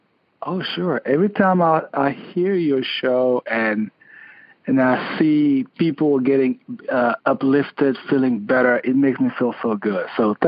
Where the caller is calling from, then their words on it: Connecticut, United States; I'm calling from Connecticut.